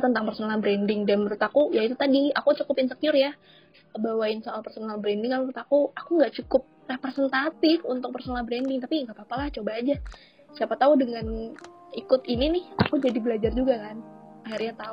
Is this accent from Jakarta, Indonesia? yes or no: no; Semarang, Central Java, Indonesia; Aku emang orang Semarang, Say.